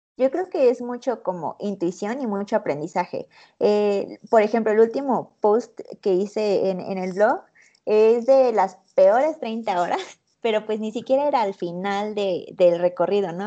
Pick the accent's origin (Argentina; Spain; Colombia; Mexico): Mexico; ¿dónde eres? Y yo, México.